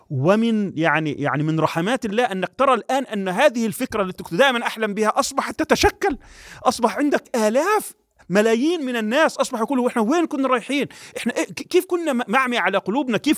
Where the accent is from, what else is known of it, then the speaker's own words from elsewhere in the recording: Palestine; يعني أنا كفلسطيني أو كشعب فلسطيني